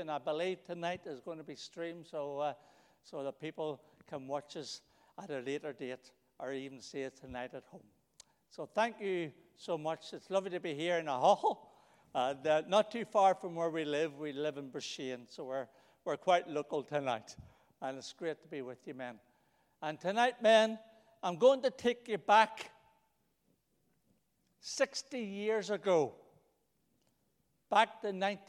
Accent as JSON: {"language": "English", "town": "Belfast", "region": "Northern Ireland", "country": "United Kingdom", "tie": "born or raised there", "said": "when I was born in the Jubilee Hospital there in Belfast"}